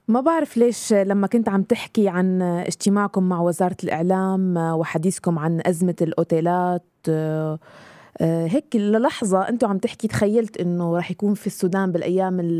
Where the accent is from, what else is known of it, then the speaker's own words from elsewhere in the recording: Syria; moved away; انا سوريه